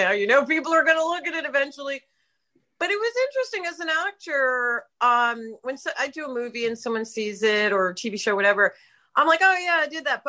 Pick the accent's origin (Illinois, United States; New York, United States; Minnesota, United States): New York, United States; New York City; I grew up in New York City